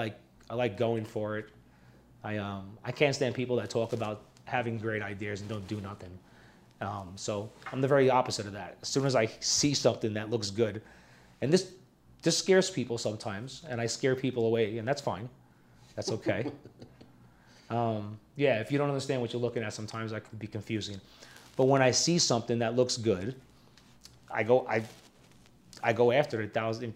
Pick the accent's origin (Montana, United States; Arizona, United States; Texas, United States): Arizona, United States; Prescott; here from this mountain town and I go to other places, they know that we're from here. You know, that we're from Prescott.